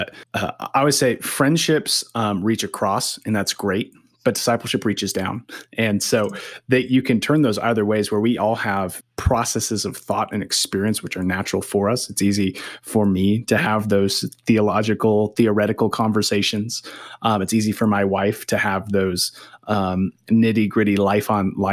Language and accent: English; San Diego, California, United States; now in Missoula, United States; I'm originally from San Diego